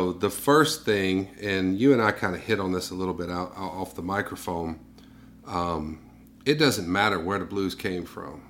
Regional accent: Mississippi, United States; I was raised here in Mississippi

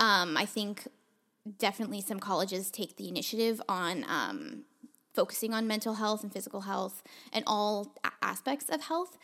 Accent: Toronto, Ontario, Canada; moved away as an adult; now in Vancouver, Canada; when I first moved to Vancouver, um, I'm from Toronto

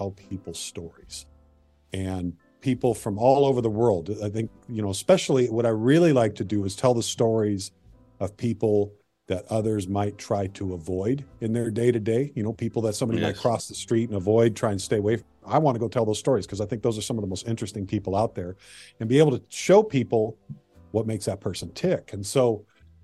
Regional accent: Marysville, Washington, United States; also born or lived in Everett, Washington / Bothell, Washington; born and raised in Washington

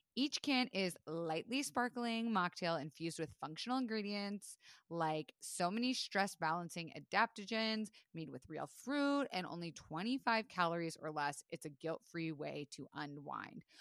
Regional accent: Florida, United States; moved away; I was raised in Florida

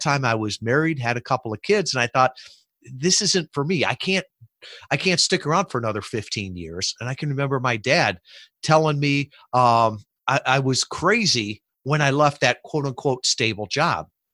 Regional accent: Chicago, Illinois, United States; moved away; I grew up in the Midwest shub, suburbs of Chicago.

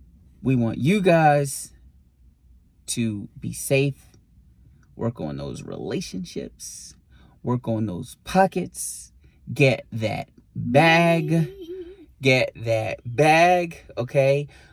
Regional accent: Puerto Rico; born there; also born or lived in Bronx, New York; And although I was born in Puerto Rico, I wasn't fully educated there.

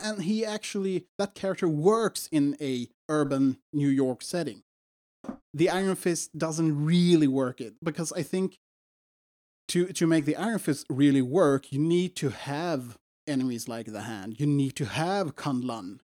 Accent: Sweden; English is a second language; we're from Sweden.

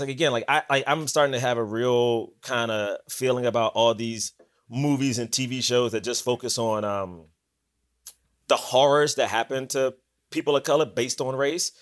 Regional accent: Washington, District of Columbia, United States; moved away as an adult; also born or lived in Bronx, New York; I'm from Southeast D C

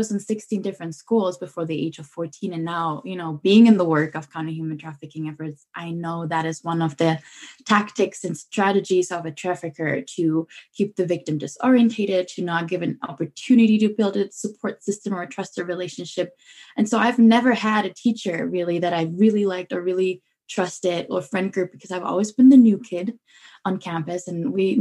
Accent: Germany; I'm born and raised in Germany

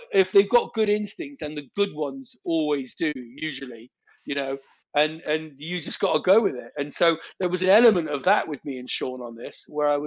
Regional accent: England, United Kingdom; I'm English

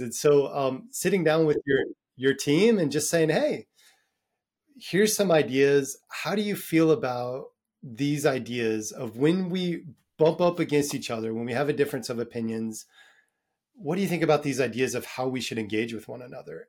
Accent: United States; moved away as an adult; now in Dublin, Ireland; I'm American, maybe 'cause of my upbringing

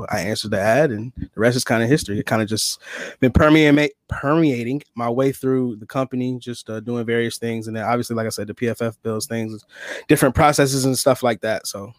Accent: Rochester, New York, United States; From Rochester.

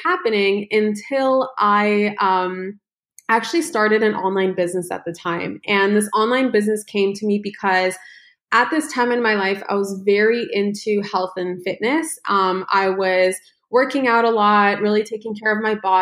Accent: United States; also born or lived in Ukraine / Los Angeles; We came to the United States when I was just 1 year old

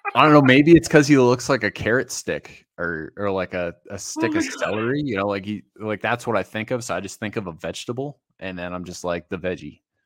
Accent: Massachusetts, United States; born and raised in Massachusetts

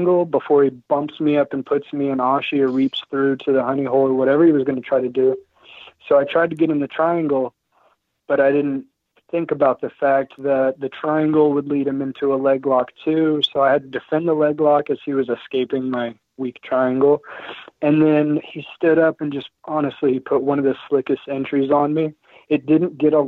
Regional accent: Oklahoma, United States; I'm from Oklahoma

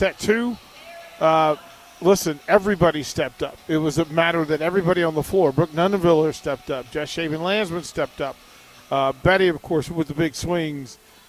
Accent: Virginia, United States; I'm from Virginia.

